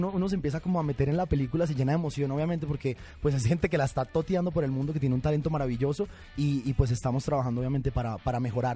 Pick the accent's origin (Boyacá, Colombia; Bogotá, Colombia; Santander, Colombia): Bogotá, Colombia; moved away as an adult; also born or lived in Bucaramanga, Colombia; now in Mexico; yo soy de Bucaramanga, me crié en Bogotá, viví en Bogotá hasta los, 10, hasta los 18 años sí. y después vine a vivir aquí a México